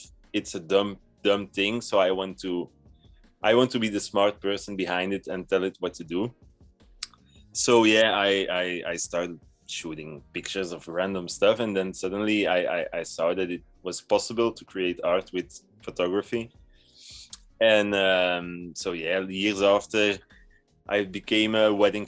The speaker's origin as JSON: {"language": "English", "country": "Belgium", "said": "I'm from Belgium and I'm 32 years old"}